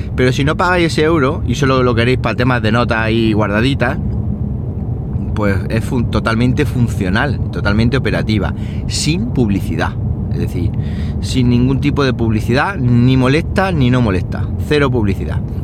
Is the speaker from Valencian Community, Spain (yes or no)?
no; Andalusia, Spain; hoy es el día de Andalucía, el día de mi tierra